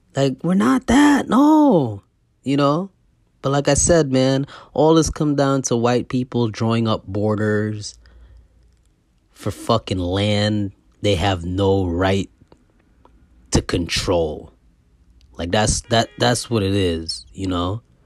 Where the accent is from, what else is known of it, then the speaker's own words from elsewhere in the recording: Guyana; I was born in Guyana